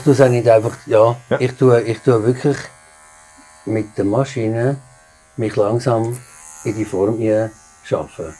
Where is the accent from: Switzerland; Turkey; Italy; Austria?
Switzerland; Aargau; moved away as an adult; also born or lived in New York; geboren im Aargau. Bin jetzt 23 Jahre in New York gewesen